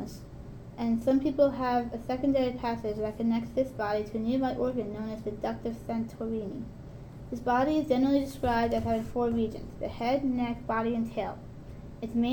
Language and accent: English; New York, United States; I'm from New York